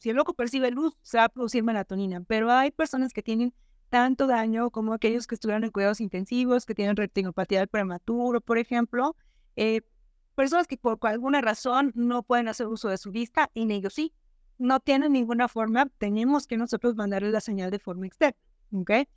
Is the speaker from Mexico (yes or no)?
yes; Monterrey, Nuevo León, Mexico; yo soy de Monterrey